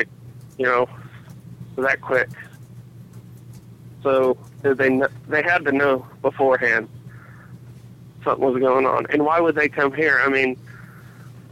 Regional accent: Indiana, United States; also born or lived in Plainfield, Indiana; I'm from Indiana, not really near New York or Washington

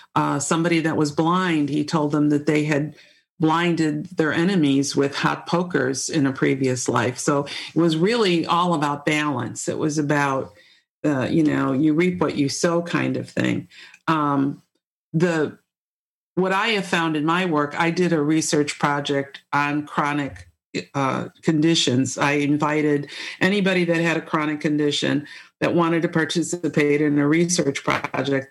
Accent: Chicago, Illinois, United States; moved away as an adult; now in Charlottesville, United States; I grew up in the Chicago area, I moved to Charlottesville in 1995

